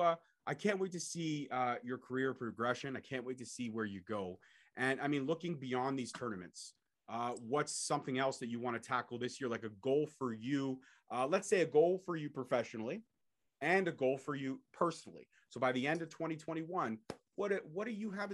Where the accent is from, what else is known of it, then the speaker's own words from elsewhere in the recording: Brampton, Ontario, Canada; Born and bred to Brampton, Ontario, Canada.